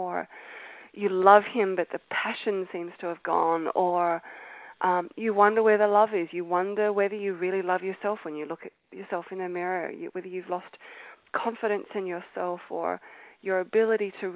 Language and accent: English; Australia; accent: Australian; moved away as an adult; As you can tell by my accent, I am Australian, and I was born in Australia